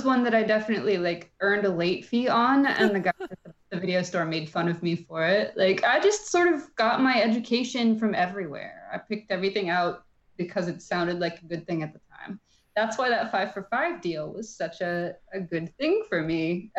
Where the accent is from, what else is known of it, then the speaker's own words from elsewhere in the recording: Midwest, United States; and I grew up in the Midwest where it was hot as hell in the summer.